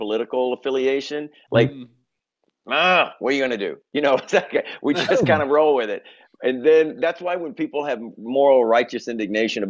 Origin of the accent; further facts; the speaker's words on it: Memphis, Tennessee, United States; moved away as an adult; now in New York, United States; I'm originally from Memphis, Tennessee. I've lived in New York now, though, for 20 years